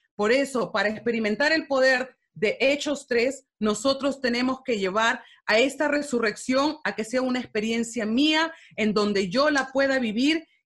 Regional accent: Peru; Yo soy de Perú

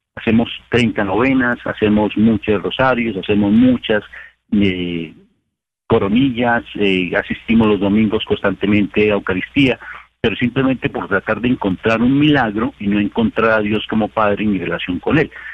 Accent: Colombia; para los que somos colombianos

